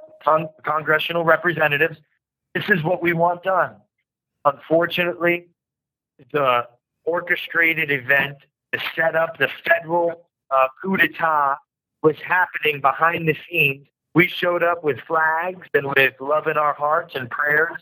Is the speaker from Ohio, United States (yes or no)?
no; New York, United States; I'm a New Yorker